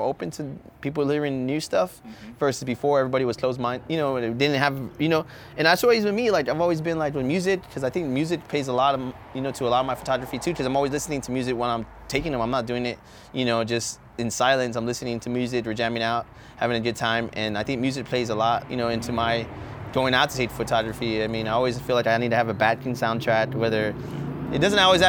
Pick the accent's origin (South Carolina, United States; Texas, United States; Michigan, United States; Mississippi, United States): Texas, United States; San Antonio; I've always lived here my whole life